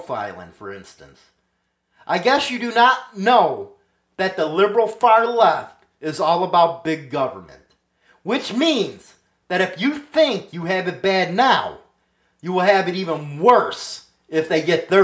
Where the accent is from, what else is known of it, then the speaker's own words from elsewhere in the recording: United States; I'm an American